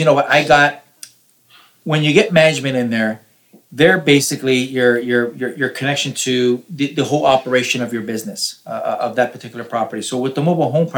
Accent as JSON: {"language": "English", "town": "Toronto", "region": "Ontario", "country": "Canada", "said": "I'm from Toronto. I'm not in Florida."}